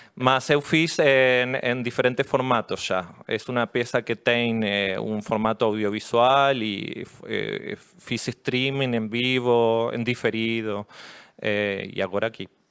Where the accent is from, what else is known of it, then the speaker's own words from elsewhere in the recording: La Plata, Buenos Aires Province, Argentina; Portuguese is a second language; Eu sou de La Plata, eu moro bem pertinho de Buenos